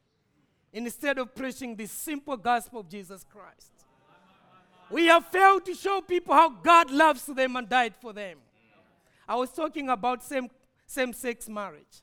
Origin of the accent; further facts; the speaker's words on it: Malawi; I'm coming from Malawi